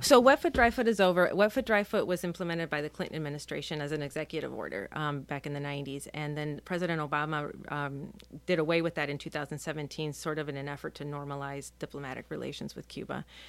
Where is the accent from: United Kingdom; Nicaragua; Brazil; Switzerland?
Nicaragua; now in Key West, United States; I'm a Nicaraguan national. I was born in Nicaragua.